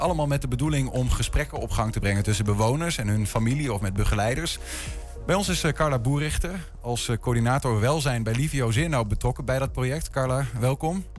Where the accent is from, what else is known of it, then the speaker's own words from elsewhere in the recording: Enschede, Overijssel, Netherlands; ik kom uit Enschede, maar ik ken ook niet goed Twents